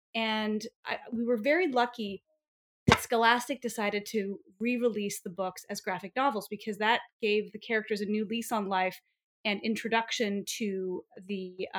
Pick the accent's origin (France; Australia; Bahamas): France; Paris, Île-de-France; an executive producer of the Babysitter's Club on Netflix. I grew up in Paris and I love to bake.